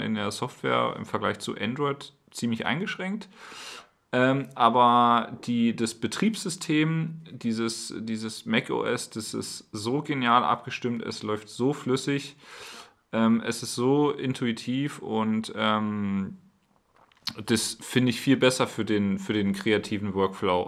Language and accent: German; Berlin, Germany; moved away; ich komme ja aus Berlin und habe schon an, an vielen, also an einigen Orten Deutschlands gelebt